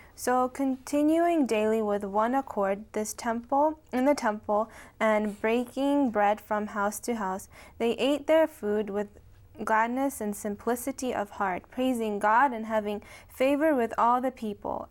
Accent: upstate New York, United States; I'm from upstate New York

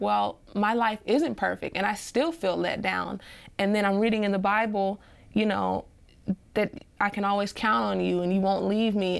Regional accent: Nashville, Tennessee, United States; also born or lived in Montgomery, Alabama; I was raised for most of my life in Nashville, Tennessee.

